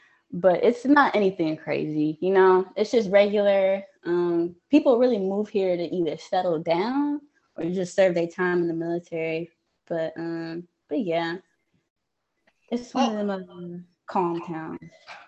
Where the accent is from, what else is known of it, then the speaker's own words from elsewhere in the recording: Fayetteville, North Carolina, United States; moved away; I'm from Fayetteville, North Carolina.